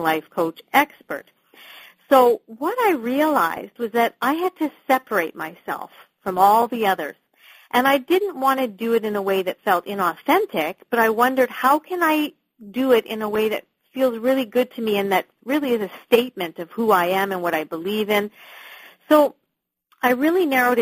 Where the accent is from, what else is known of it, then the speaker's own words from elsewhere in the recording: Canada; moved away as an adult; now in London, United Kingdom; I am actually a Canadian, but I am living in just outside of London, the U.K.